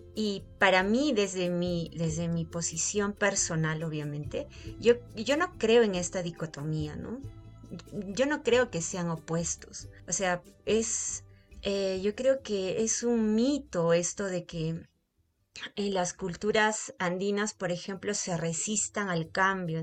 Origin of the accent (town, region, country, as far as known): Accha, Cusco, Peru; born or raised there